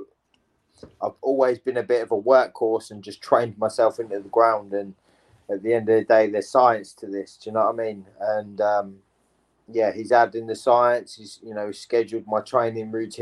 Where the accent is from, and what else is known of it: England, United Kingdom